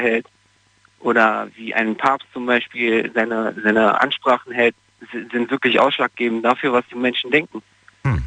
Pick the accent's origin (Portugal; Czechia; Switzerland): Portugal; now in Germany; Also ich komme aus Portugal